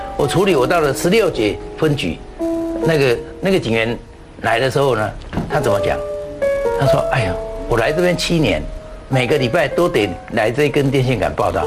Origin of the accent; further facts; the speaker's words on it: Jiaoxi, Yilan County, Taiwan; moved away; 因为我要回到宜兰驾驶，我的老家在那里